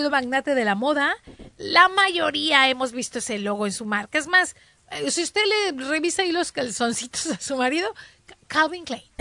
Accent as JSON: {"language": "Spanish", "region": "northern Mexico", "country": "Mexico", "said": "Somos norteñas, obviamente nos vamos a poner un suéter a 30 grados."}